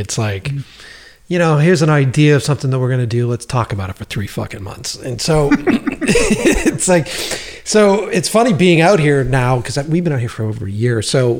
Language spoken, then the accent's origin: English; Boston, Massachusetts, United States; moved away as an adult; I love Boston. I love the East Coast. That city made me. That city really made me, really made my voice